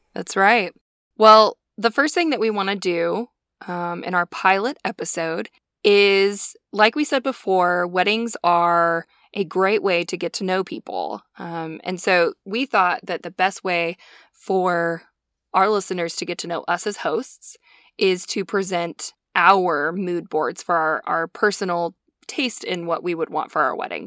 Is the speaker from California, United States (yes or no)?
no; Montana, United States; we're both from Montana